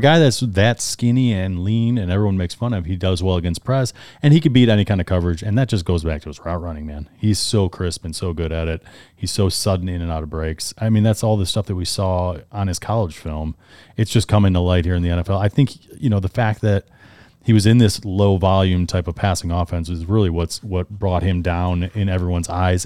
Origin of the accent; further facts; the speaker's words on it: Cleveland, Ohio, United States; we're, we're from Cleveland, so we're Browns fans here